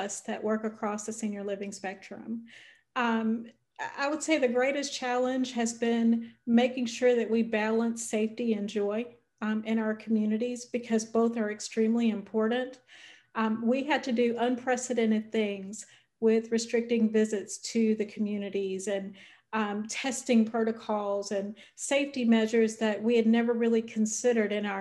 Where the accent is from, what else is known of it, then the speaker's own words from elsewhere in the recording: North Carolina, United States; I'm originally from North Carolina